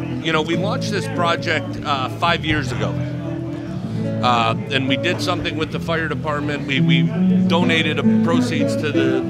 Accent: Detroit, Michigan, United States; also born or lived in Dearborn, Michigan / Allen Park, Michigan; born and raised in the Detroit area. Born at Oakwood.

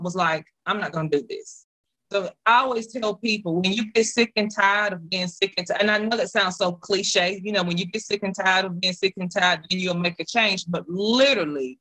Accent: South Mississippi, United States; moved away as an adult; now in North Mississippi, United States; I'm from South Mississippi. I was raised off of soul food.

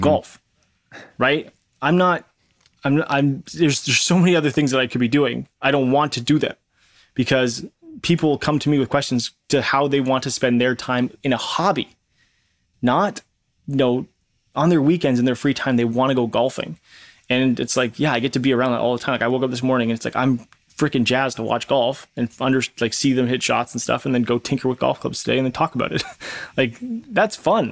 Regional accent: Canada; I'm Canadian

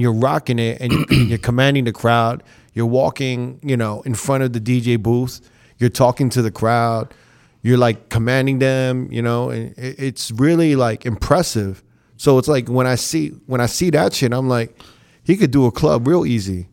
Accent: New York, United States; now in Las Vegas, United States; I'm from New York

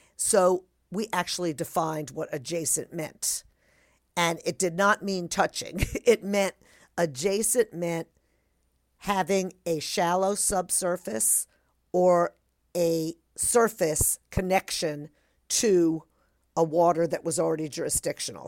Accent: New Jersey, United States; growing up in New Jersey

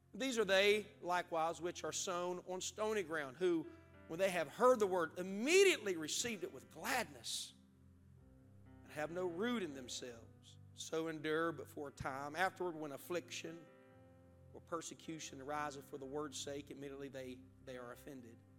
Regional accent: West Virginia, United States; now in Zanesville, United States; I didn't grow up in Ohio, I grew up in West Virginia

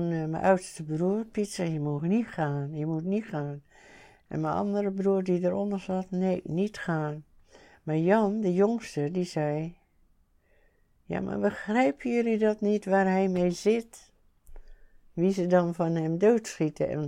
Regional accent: 's-Gravenzande, South Holland, Netherlands; ons in Schravenzand

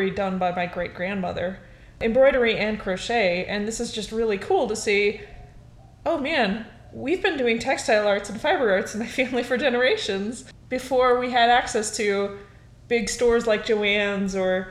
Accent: Montana, United States; I grew up in Montana

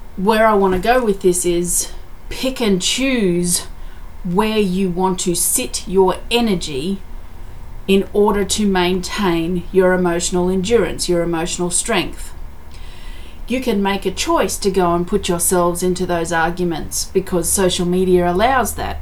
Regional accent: Australia; I'm very grateful that I'm Australian, that I live in Australia

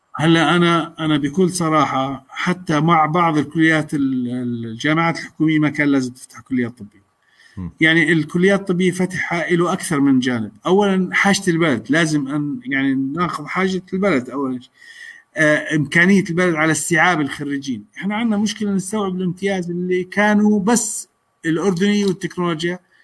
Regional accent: Jordan; احنا عندنا بالاردن

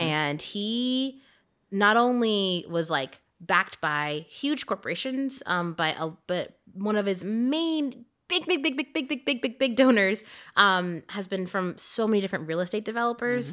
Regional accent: Louisiana, United States; moved away; also born or lived in San Francisco; growing up in Louisiana

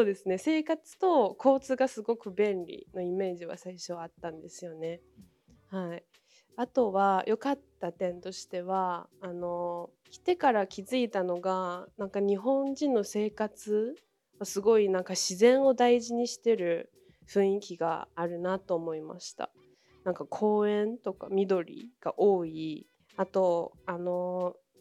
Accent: Hohhot, Inner Mongolia, China; Japanese is a second language; moved away as an adult; now in Japan; 私の出身地はですね、中国の北です。あの内モンゴル自治区というすごいあの寒いところです。えーと、と都市はフフホ都市なんですけれども

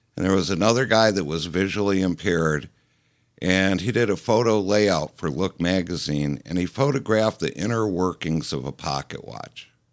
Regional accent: Detroit, Michigan, United States; moved away as an adult; also born or lived in California; now in Detroit, United States; I grew up down around Plymouth Road and Myers

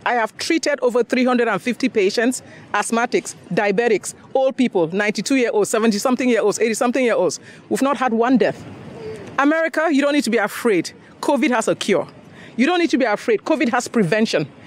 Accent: Cameroon; also born or lived in Nigeria; now in Houston, United States; I'm from Cameroon originally, and I went to medical school in Nigeria

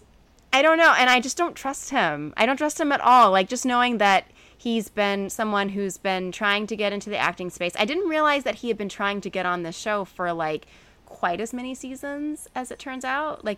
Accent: Alabama, United States; I'm from Alabama

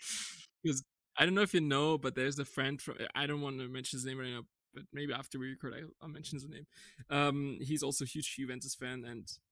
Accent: Frankfurt, Hesse, Germany; I'm a diehard Frankfurt fan just because I'm from Frankfurt

